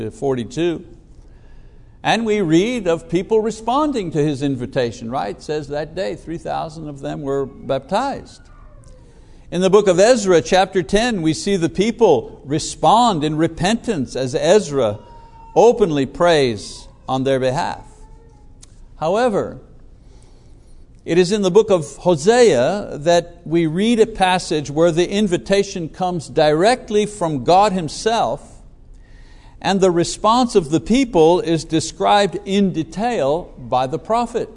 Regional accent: Montreal, Quebec, Canada; moved away; I remember as a kid growing up in Montreal

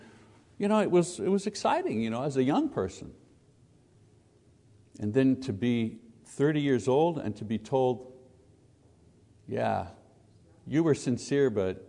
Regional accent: Quebec, Canada; I was born in Quebec, born as a Catholic, served as an altar boy, went to seminary, taught Catholic school

